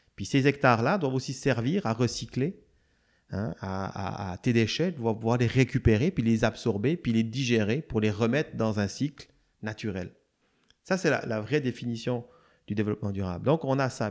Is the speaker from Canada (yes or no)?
no; Switzerland; moved away; je viens de Suisse